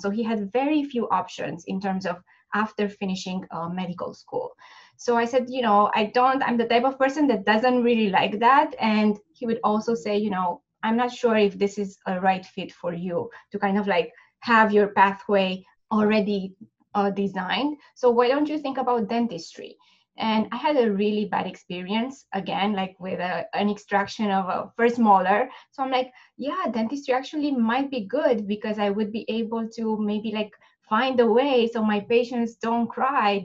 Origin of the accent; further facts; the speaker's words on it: Romania; moved away as an adult; now in United States; I'm originally from Romania, and I finished my dental school in Bucharest